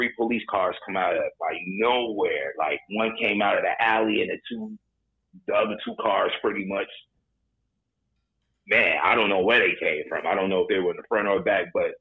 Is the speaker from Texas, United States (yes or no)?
no; Chicago, Illinois, United States; moved away as an adult; now in Los Angeles, United States; growing up in Chicago when I first came to L.A.